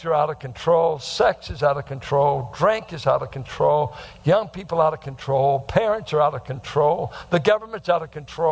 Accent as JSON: {"language": "English", "area": "the Bay Area", "region": "California", "country": "United States", "tie": "born or raised there", "said": "growing up in the Bay Area"}